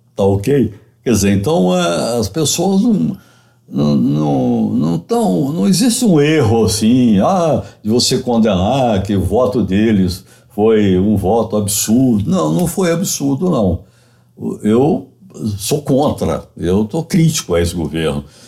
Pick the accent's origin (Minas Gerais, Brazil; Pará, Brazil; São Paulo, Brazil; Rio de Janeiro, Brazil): Minas Gerais, Brazil; Eu sou mineiro